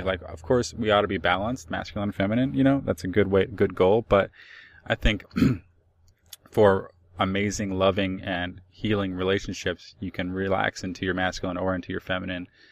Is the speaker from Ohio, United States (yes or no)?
yes; Cleveland, Ohio, United States; I'm from Cleveland.